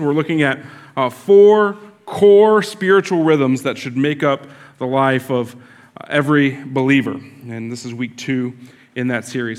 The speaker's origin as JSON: {"language": "English", "region": "Florida", "country": "United States", "tie": "born or raised there", "said": "I grew up here in Florida"}